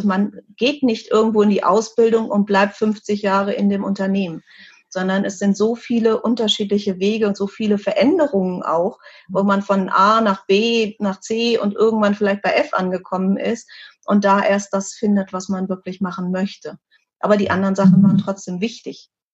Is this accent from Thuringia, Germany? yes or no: no; Hanover, Lower Saxony, Germany; diese eine Firma damals in Hannover, an meinem Geburtsort